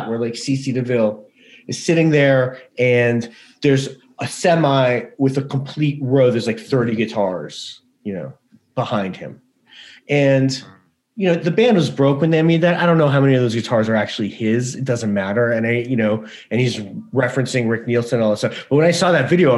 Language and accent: English; New York, United States; I grew up in New York